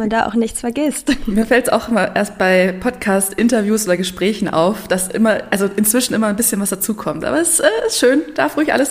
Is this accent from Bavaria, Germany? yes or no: yes; Munich, Bavaria, Germany; Ich komme ursprünglich aus, auch aus München. Es hat immer, ist ja auch bayerisch und ähm, ja, also quasi ähm, ja, in meiner Hometown mit äh, Pumuckl meine Kindheit verbracht.